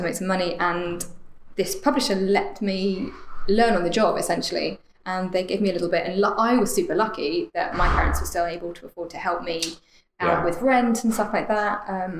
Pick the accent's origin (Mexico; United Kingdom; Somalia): United Kingdom; East Midlands; The Midlands, so Northamptonshire. Mm-hmm. Funnily enough, Alan Moore territory.